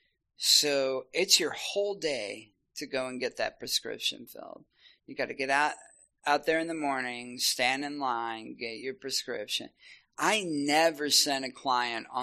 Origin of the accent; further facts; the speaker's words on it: Shawnee, Oklahoma, United States; now in Oklahoma City, United States; I'm from Shawnee